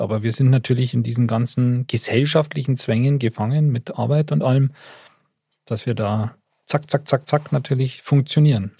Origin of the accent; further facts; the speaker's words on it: Upper Bavaria, Germany; wenn ich als Oberbayer nach Niederbayern fahre